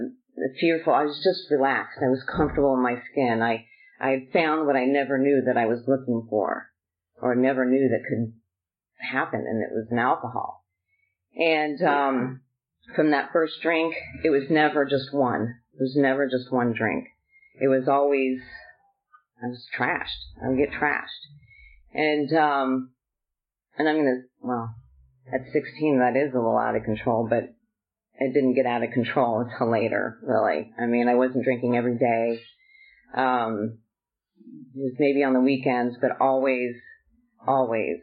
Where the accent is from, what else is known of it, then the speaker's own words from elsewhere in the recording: Southern California, United States; I was born and raised in Southern California